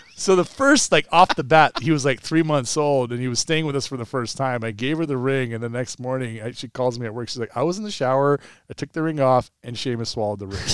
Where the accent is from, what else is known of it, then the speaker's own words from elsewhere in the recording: Pumpkin Ridge area, Oregon, United States; They brought Tiger Woods to my hometown.